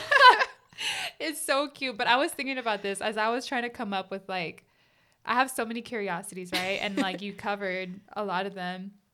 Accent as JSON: {"language": "English", "country": "United States", "tie": "born or raised there", "said": "I grew up in America, too."}